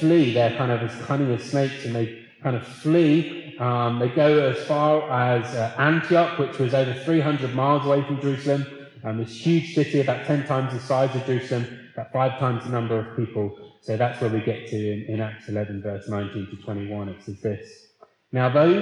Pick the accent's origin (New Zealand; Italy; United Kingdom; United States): United Kingdom; Leeds, Yorkshire and the Humber; I'm from Leeds